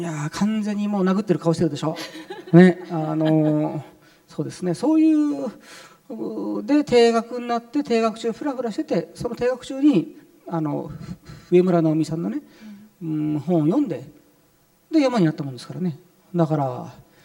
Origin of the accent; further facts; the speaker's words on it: Japan; first language Arabic; Japanese is a second language; also born or lived in Saudi Arabia / Cairo, Egypt; サウジアラビアで4歳ぐらいまでいてで日本に帰ってきてで日本の幼稚園に入った